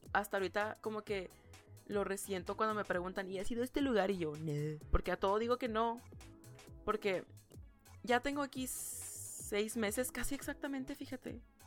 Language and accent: Spanish; Ciudad Juárez, Chihuahua, Mexico; moved away as an adult; now in United States; las personas en Juárez, de donde soy yo